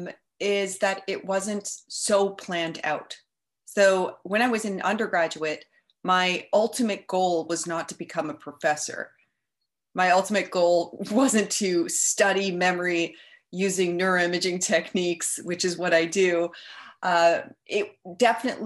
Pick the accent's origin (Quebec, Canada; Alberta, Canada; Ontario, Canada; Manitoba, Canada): Alberta, Canada; Edmonton; moved away as an adult; also born or lived in Toronto; now in Montreal, Canada; So I'm originally from Edmonton.